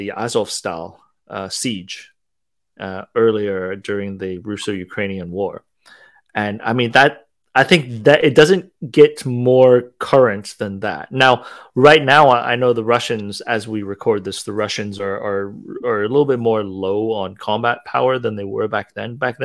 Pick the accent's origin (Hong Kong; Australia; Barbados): Hong Kong; I grew up in Hong Kong